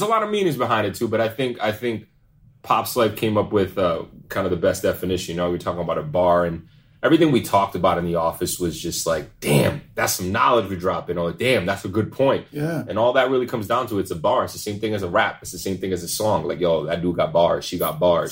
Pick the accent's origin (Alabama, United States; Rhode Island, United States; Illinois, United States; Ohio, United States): Rhode Island, United States; Pawtucket; So I'm from Rhode Island. Obviously, for those of y'all that don't know, Pawtucket, Rhode Island, to be exact. Born and raised